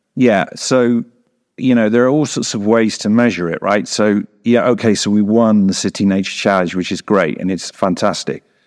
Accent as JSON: {"language": "English", "region": "England", "country": "United Kingdom", "moved": "as an adult", "lives_now": "Bolivia", "said": "I am not Bolivian. I am from the United Kingdom. I'm English."}